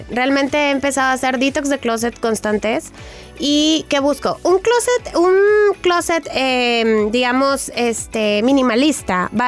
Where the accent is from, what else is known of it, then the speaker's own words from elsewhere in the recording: Jaén, Andalusia, Spain; now in Madrid, Spain; envío este audio desde España, concretamente en Madrid, aunque soy andaluza de Jaén.